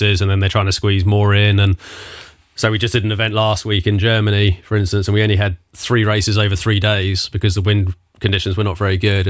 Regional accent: Southampton, South East England, United Kingdom; I'm Southampton, Hampshire

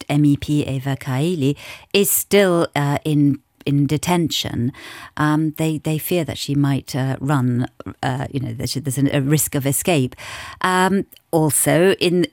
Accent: United Kingdom; now in Luxembourg; being British

